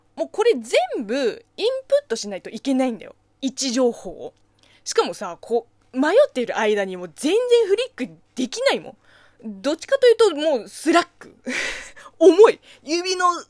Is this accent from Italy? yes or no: no; China; Japanese is a second language; now in Japan; 中国生まれ、中国 育ちの私